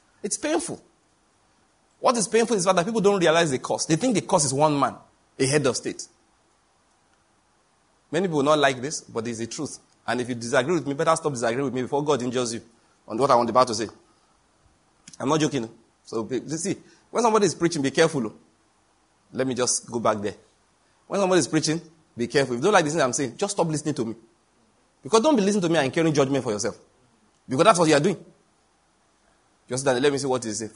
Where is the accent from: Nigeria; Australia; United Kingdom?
Nigeria; I'm a Nigerian